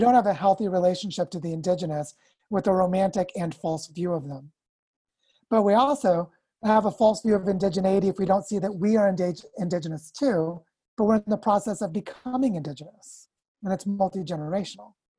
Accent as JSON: {"language": "English", "country": "United States", "said": "I'm also from the United States"}